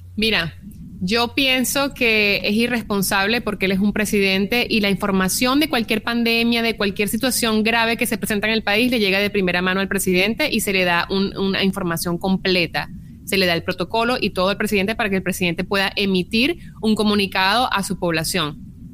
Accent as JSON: {"language": "Spanish", "country": "Venezuela", "moved": "yes", "lives_now": "United States", "said": "como inmigrante venezolana que pues no he, no he, podido regresar a mi país"}